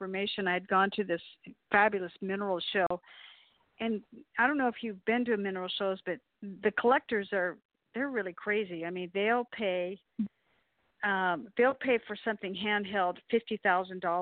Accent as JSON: {"language": "English", "town": "El Paso", "region": "Texas", "country": "United States", "tie": "born or raised there", "said": "I'm from El Paso"}